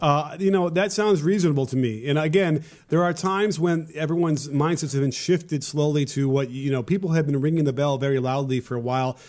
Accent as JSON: {"language": "English", "town": "Chicago", "region": "Illinois", "country": "United States", "tie": "born or raised there", "said": "I grew up in Chicago"}